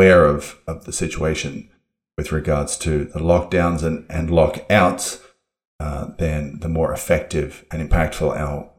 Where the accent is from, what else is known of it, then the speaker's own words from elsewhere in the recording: Australia; moved away; my home country and your sometimes other country, that being Australia